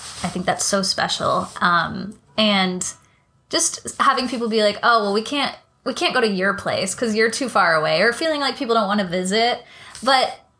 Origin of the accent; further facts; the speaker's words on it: California, United States; moved away as an adult; also born or lived in New York; now in Queens, New York, United States; I'm from California. I'm a very proud Californian.